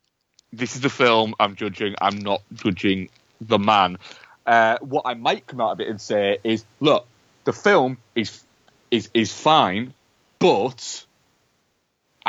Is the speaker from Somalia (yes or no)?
no; United Kingdom; being British